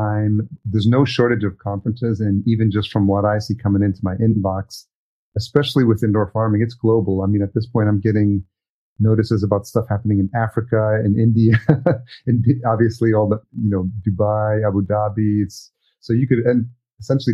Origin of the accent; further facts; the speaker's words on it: El Salvador; moved away; I'm Salvadorian. I was born in El Salvador